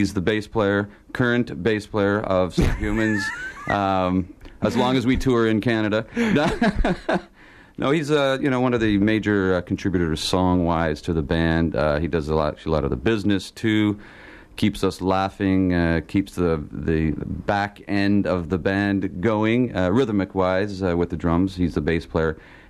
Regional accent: London, United Kingdom; Sure, I'm from London.

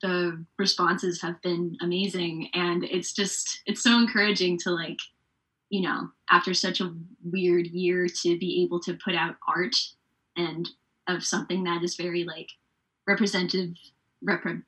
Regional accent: Surrey, British Columbia, Canada; now in Vancouver, Canada; based in Vancouver, BC, but I grew up around Surrey White Rock area

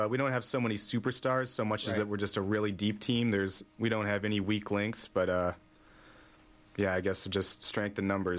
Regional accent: Regina, Saskatchewan, Canada; moved away; I'm from Regina, Saskatchewan.

